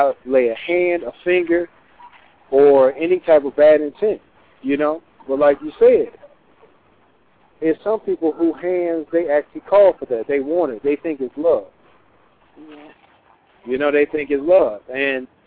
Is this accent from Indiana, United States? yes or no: no; Detroit, Michigan, United States; I'm from Detroit. And in Detroit, you know, back through the 80s and 90s